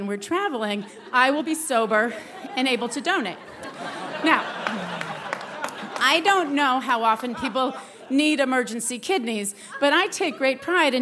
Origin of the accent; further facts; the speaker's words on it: New England, United States; I'm from New England